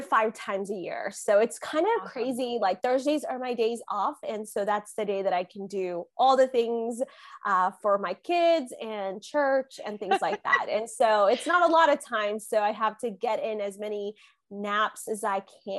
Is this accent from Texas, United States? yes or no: yes; Dallas, Texas, United States; also born or lived in Kerala, India / Philadelphia; now in Norman, United States; I moved to Dallas when I was 7. So I'm a Texan. I grew up in Texas.